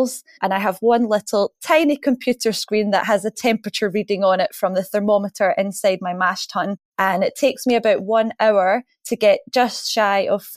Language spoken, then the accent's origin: English; Scotland, United Kingdom; because we're Scottish, we don't like to waste anything here.